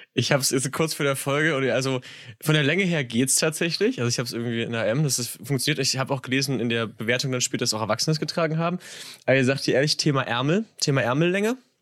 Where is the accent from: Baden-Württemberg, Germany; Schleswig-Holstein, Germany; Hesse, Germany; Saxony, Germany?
Saxony, Germany; ich bin Sachse